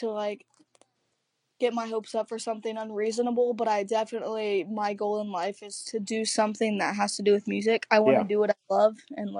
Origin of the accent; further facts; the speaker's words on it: Wellington, Kansas, United States; I'm 17, and I'm from Wellington, Kansas.